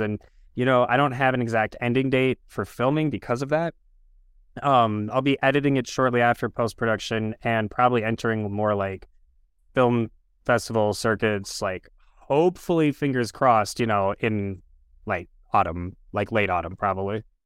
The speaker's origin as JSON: {"language": "English", "town": "Minneapolis", "region": "Minnesota", "country": "United States", "tie": "born or raised there", "said": "I grew up in South Minneapolis in the general area of what is now, uh, George Floyd Square"}